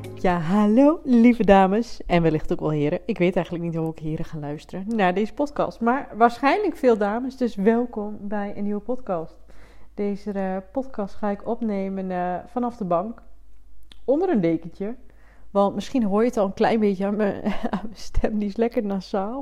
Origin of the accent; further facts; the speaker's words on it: Twente, Overijssel, Netherlands; ik kom uit Twente. Ik doe mijn best om het niet te veel te laten horen. Ik ben wel trots op mijn roots.